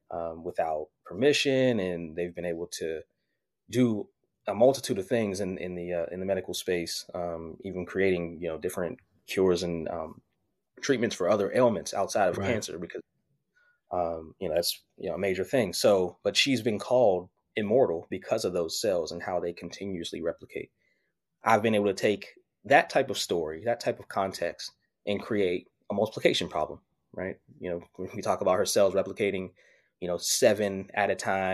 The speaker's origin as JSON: {"language": "English", "town": "Pittsburgh", "region": "Pennsylvania", "country": "United States", "said": "I'm originally from Pittsburgh, Pennsylvania"}